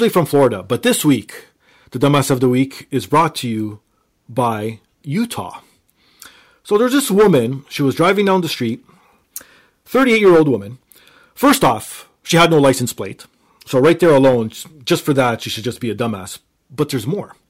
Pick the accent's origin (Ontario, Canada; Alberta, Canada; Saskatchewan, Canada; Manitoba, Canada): Ontario, Canada; Toronto; I'm from Toronto.